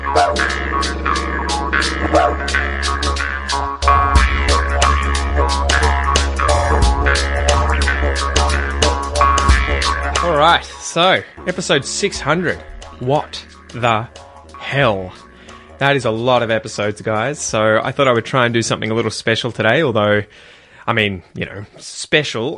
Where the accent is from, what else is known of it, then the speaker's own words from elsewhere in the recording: Australia; I'm Australian and I have family here